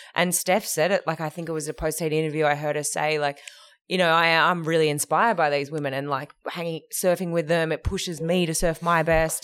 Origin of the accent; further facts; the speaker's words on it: Perth, Western Australia, Australia; I grew up in Hillary's